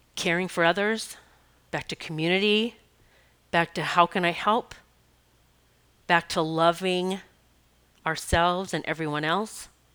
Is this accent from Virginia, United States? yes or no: no; Rapid City, South Dakota, United States; I grew up in South Dakota, Rapid City, South Dakota. Black Hills were my playground.